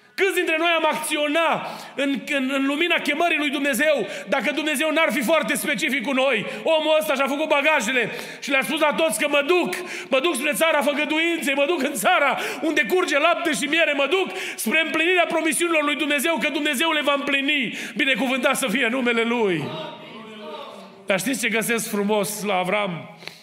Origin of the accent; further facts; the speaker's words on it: Romania; now in Kitchener, Canada; am crescut lângă Dunăre